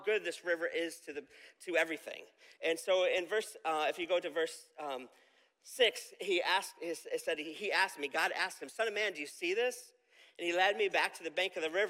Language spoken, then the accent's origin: English; Camillus, New York, United States; growing up in Camillus, I had a park behind my house called Shove Park